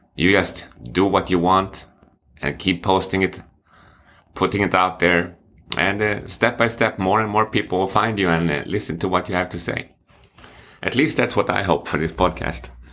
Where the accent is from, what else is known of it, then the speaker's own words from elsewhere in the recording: Sweden; English is a second language; moved away as an adult; now in China; it's obvious that I'm from Sweden. which I am